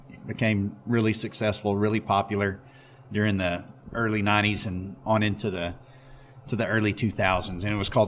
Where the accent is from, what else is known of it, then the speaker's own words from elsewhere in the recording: Abilene, Texas, United States; I was born and raised here in Abilene, Texas